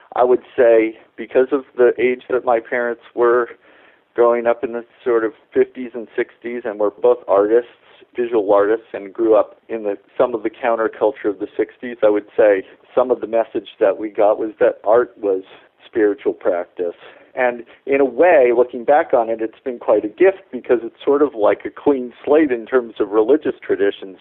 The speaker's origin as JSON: {"language": "English", "town": "Gorham", "region": "Maine", "country": "United States", "tie": "born or raised there", "said": "where I grew up in Gorham, Maine"}